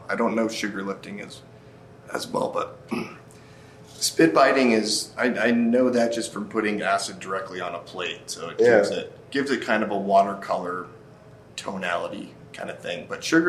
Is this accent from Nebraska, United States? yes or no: yes; Nebraska, United States; also born or lived in Maine; now in Durango, United States; I'm originally from Nebraska.